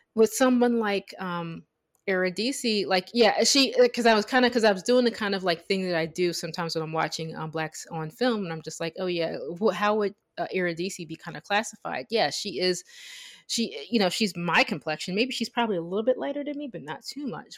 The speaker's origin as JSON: {"language": "English", "country": "United States", "tie": "born or raised there", "said": "the way I was raised as an American"}